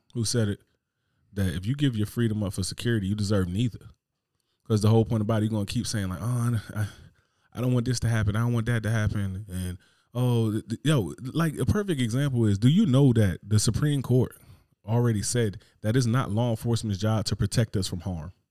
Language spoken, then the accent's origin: English; Newark, New Jersey, United States; I'm from Newark, New Jersey